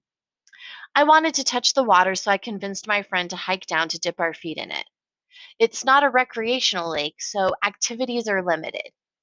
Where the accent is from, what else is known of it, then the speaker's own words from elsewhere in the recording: Colorado, United States; now in Portland, United States; I grew up in Colorado